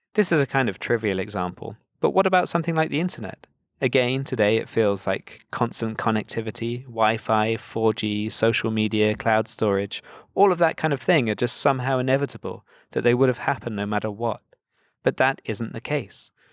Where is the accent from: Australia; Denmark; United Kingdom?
United Kingdom; being British myself